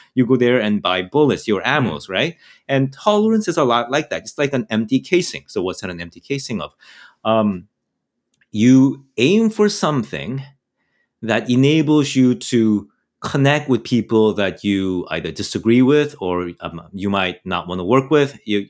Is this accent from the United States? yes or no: no; Canada; I'm a Canadian, all right? Guns are not really sort of urban Canadian.